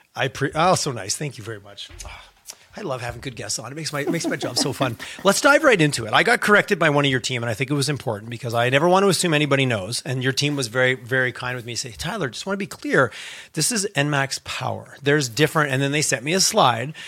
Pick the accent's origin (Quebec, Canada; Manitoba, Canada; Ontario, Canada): Quebec, Canada; I grew up in Quebec